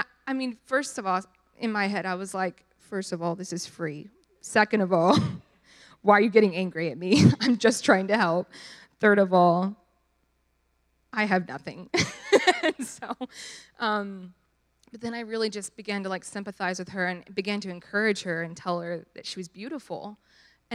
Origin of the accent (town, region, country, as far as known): Dallas, Texas, United States